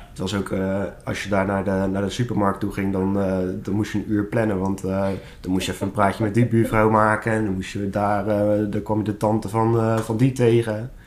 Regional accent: Schiedam, South Holland, Netherlands; ik ben ook 25 jaar en ik kom uit Schiedam

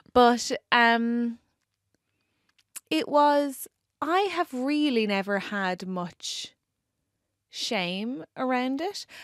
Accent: Ireland; accent: Irish; moved away as an adult; now in England; being Irish

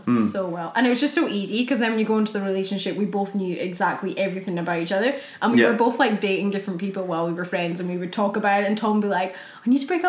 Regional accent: Scotland, United Kingdom; I'm Scottish.

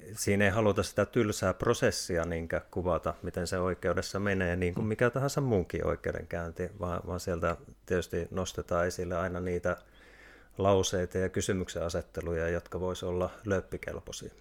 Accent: Kuopio, North Savo, Finland; moved away; also born or lived in Tampere; mä oon Kuopiosta lähtöisin

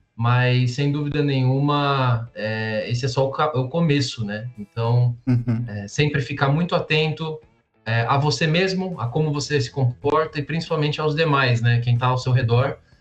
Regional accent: São Paulo, Brazil; Eu sou de São Paulo, é, tenho 29 anos

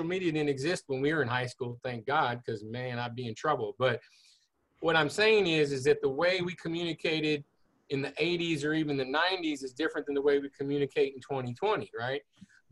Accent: Houston, Texas, United States; I grew up in the Clear Lake area. I'm a Clear Lake High graduate.

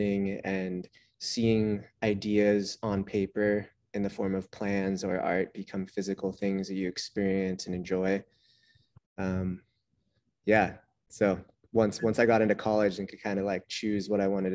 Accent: Santa Cruz, California, United States; born or raised there

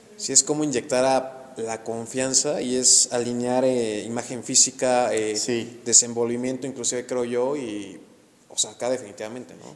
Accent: Actopan, Hidalgo, Mexico; moved away as an adult; now in Querétaro, Mexico; yo soy de Hidalgo, soy de Actopan Hidalgo y yo llego a Querétaro a los 18 años a estudiar la universidad

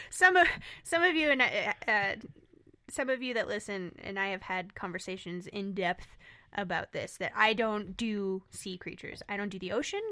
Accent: Southwest, United States; us growing up in the Southwest

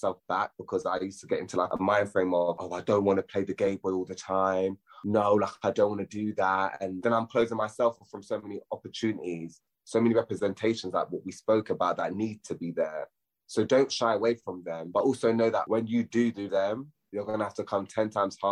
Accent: London, United Kingdom; I grew up in Hornsey. I grew up in North London

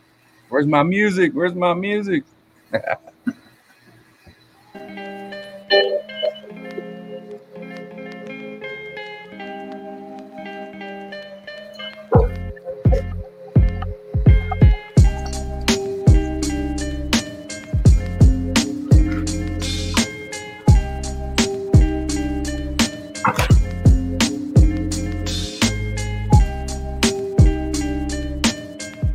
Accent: Woodland, California, United States; that's where I'm from

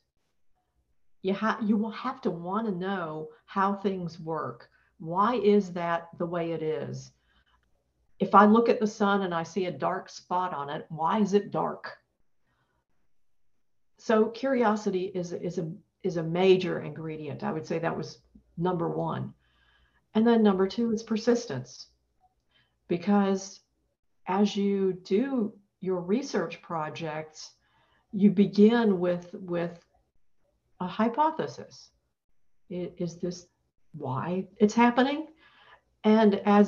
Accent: Atlanta, Georgia, United States; moved away; I'm originally from Atlanta, Georgia

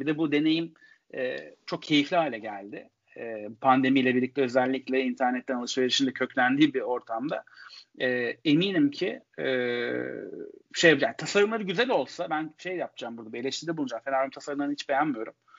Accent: Istanbul, Turkey; Bir Kadıköylüyüm. Ee, Kadıköy'de yaşayamıyorum şu anda.

